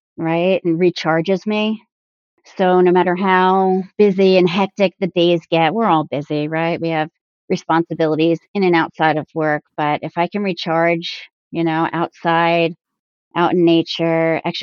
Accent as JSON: {"language": "English", "region": "New Jersey", "country": "United States", "tie": "born or raised there", "said": "I've always born and raised in New Jersey"}